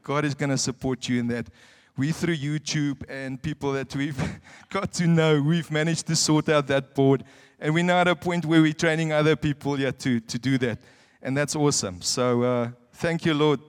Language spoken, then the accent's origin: English; South Africa; moved away as an adult; now in Windhoek, Namibia; I'm a South African